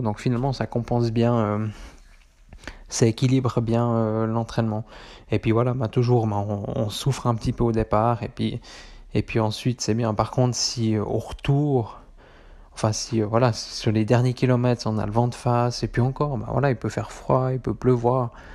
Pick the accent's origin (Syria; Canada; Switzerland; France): Switzerland; chez nous, en Suisse